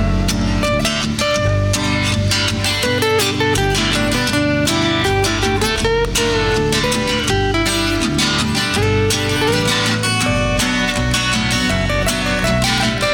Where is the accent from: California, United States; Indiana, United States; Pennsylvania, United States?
Indiana, United States; Winnemac; I'm from Pulaski County, Indiana